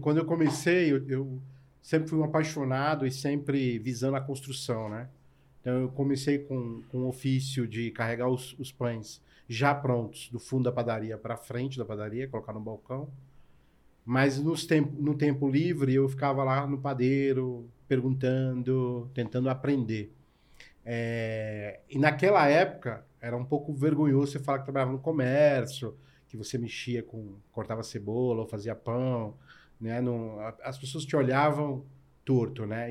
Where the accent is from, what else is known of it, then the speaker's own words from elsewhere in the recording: São Paulo, Brazil; also born or lived in Ceará; sou cearense, nordestino com muito orgulho. Meus pais vieram para São Paulo na busca de uma vida melhor, eu tinha dois anos de idade. Então, toda a minha história de, de vida e de trabalho é em São Paulo